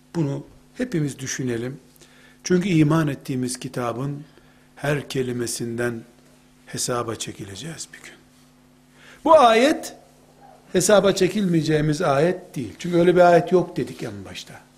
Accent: Black Sea Region, Turkey; Bizim Karadeniz'de

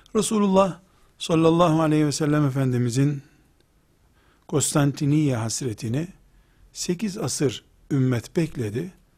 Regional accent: Trabzon, Turkey; Ben de Trabzonluyum

